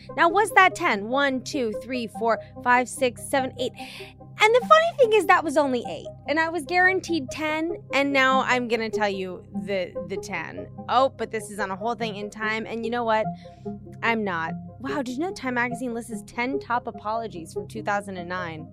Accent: Washington, District of Columbia, United States; moved away as an adult; also born or lived in Arizona; I grew up in Washington, D C.

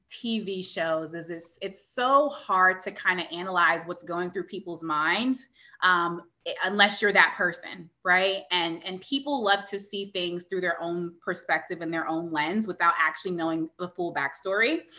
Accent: Virginia Beach, Virginia, United States; we were mm-hmm. both from Virginia Beach.

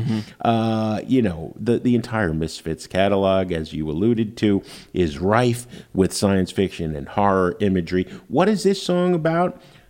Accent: Jersey City, New Jersey, United States; The fact that they were from Lodi, and I was from Jersey City, yeah. Fellow Jersey boys

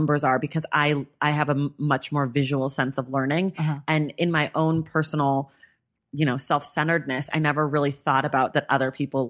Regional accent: Bay Area, California, United States; But I grew up in the Bay Area.

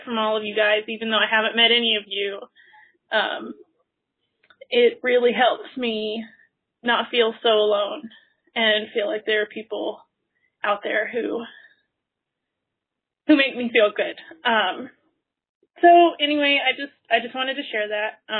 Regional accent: the Disney area, Florida, United States; moved away as an adult; now in Tallahassee, United States; I grew up in the Disney area.

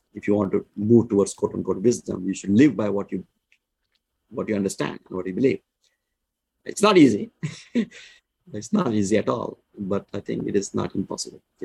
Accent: India; I was born in India.

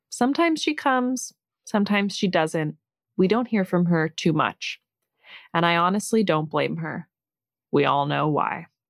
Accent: Ireland; I'm Irish

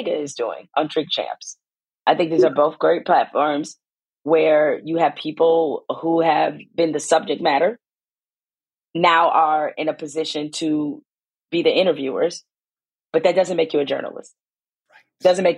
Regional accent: Detroit, Michigan, United States; I'm from Detroit.

